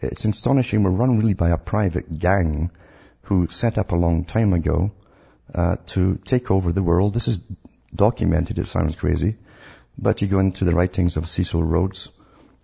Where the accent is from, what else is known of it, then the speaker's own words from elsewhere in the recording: Scotland, United Kingdom; I grew up in Scotland